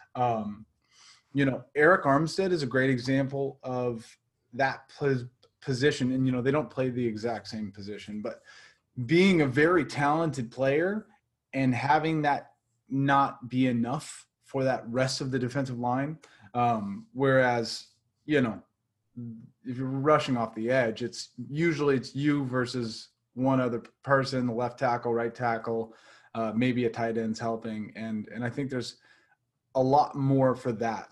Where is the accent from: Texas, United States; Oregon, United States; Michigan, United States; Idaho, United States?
Oregon, United States; Portland; now in Los Angeles, United States; I am from Portland, Oregon